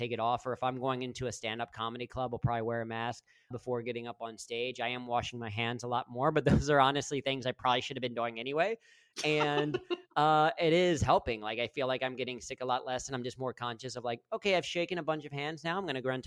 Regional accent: Mason, Ohio, United States; moved away as an adult; now in Panama; I grew up in Mason

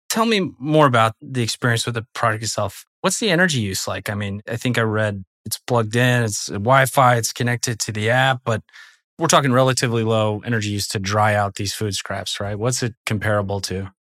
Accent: Portland, Oregon, United States; I grew up in Portland, Oregon

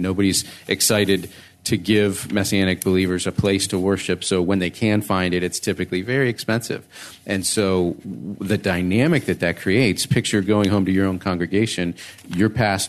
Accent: United States; I'm the American.

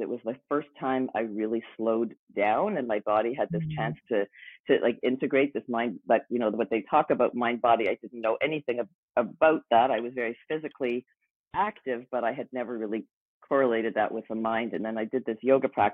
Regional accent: Montreal, Quebec, Canada; moved away as an adult; also born or lived in Vancouver; I moved from Montreal, where I grew up, to Vancouver.

